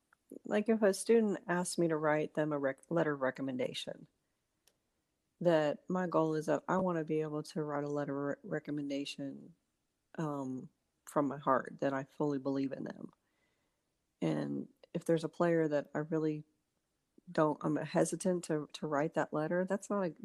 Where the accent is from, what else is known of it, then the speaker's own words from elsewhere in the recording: Tulsa, Oklahoma, United States; now in Auburn, United States; In Tulsa, Oklahoma.